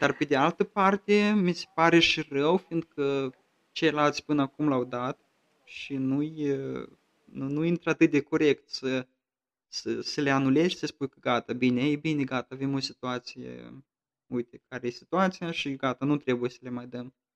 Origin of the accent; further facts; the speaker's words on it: Romania; now in Hesse, Germany; eu sunt în Hessen, în Hesa, eu sunt român